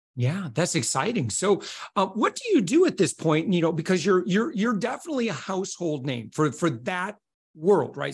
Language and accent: English; United States; as an American